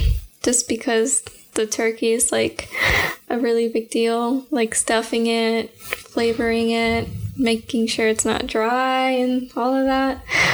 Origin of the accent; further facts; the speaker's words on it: Florida, United States; also born or lived in Puerto Rico; Yes, in Florida.